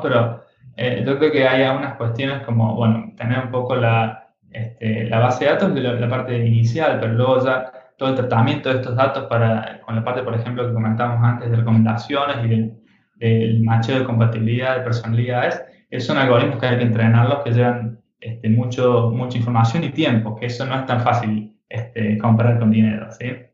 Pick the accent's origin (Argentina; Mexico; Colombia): Argentina; also born or lived in United States; now in Barcelona, Spain; siendo un poco argentino, mujer francesa